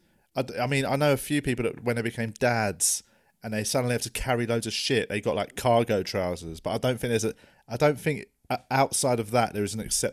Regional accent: London, United Kingdom; I'm from South West. I'm from Tooting.

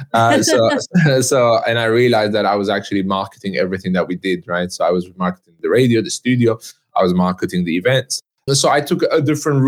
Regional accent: Istanbul, Turkey; I'm half Turkish, half French. I was born in Istanbul.

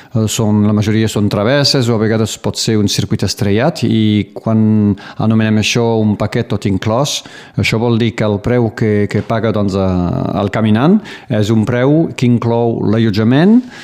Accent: Baho, Occitania, France; moved away as an adult; also born or lived in Perpignan; now in Conflent, France; Vaig néixer al Riberal, doncs a Perpinyà directament, i després eh, de tota la vida, fins a que tingués 18 o 20 anys, eh, vaig viure doncs, al poble de Bau, al Riberal

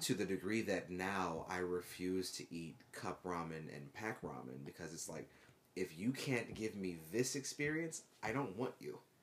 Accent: United States; moved away as an adult; also born or lived in Japan; being an American

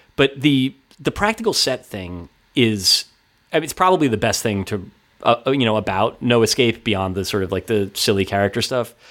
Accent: Ridgewood, New Jersey, United States; my hometown, Ridgewood, New Jersey

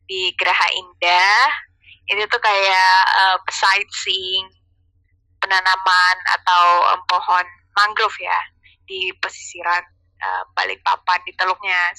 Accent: Balikpapan, East Kalimantan, Indonesia; pertama kali aku masuk kuliah terus aku memperkenalkan diri kalau aku dari kota Balikpapan like they don't know di mana itu Balikpapan

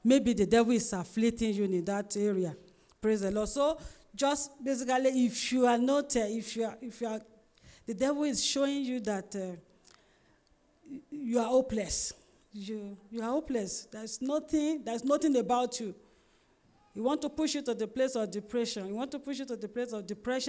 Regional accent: Ondo, Nigeria; I'm from Ondo State

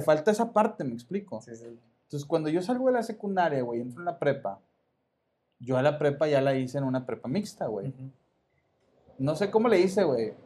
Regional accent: Monterrey, Nuevo León, Mexico; Yo soy del sur de Monterrey.

